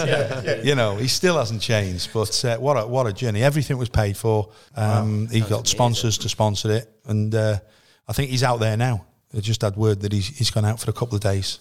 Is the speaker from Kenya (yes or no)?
no; Connah's Quay, Wales, United Kingdom; I'm from Connorskey. I'm living in Connorskey